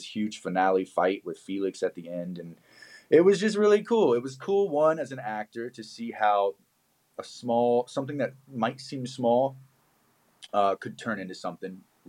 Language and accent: English; Richmond, Virginia, United States; moved away as an adult; now in Los Angeles, United States; Richmond, Virginia, which is where I went to high school.